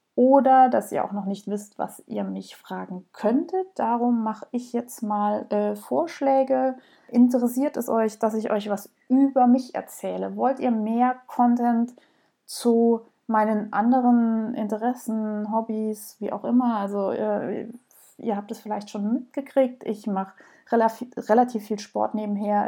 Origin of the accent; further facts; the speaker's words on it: Southern Germany, Germany; Ihr hört es sicherlich raus, ich komme aus Süddeutschland, ich versuche das so ein bisschen irgendwie netter auszudrücken, aber manchmal kommt es halt doch durch